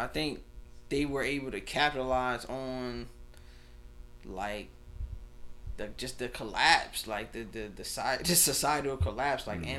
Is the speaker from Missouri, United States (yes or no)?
no; New Jersey, United States; Obviously, I'm from New Jersey.